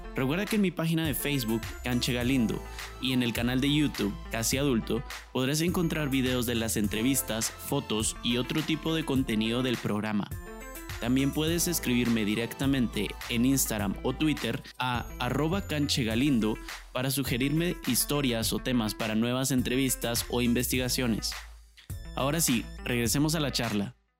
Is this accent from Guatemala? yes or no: yes; Guatemala; los guatemaltecos tenemos un acento neutral